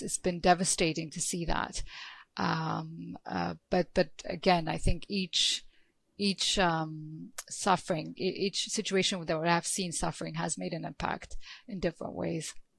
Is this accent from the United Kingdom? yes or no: no; Ethiopia; I'm from Ethiopia